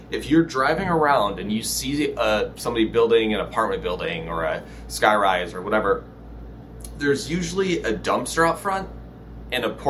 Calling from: Los Angeles, California, United States; Uh, Los Angeles, California.

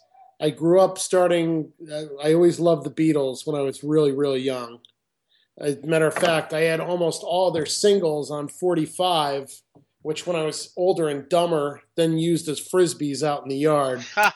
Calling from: Saratoga Springs, New York, United States; Saratoga Springs, New York.

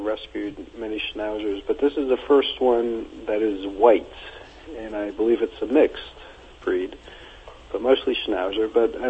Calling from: Center Valley, Pennsylvania, United States; Center Valley, Pennsylvania.

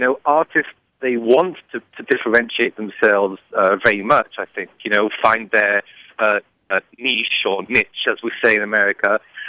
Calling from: Champaign, Illinois, United States; I'm calling you from Champaign, Illinois.

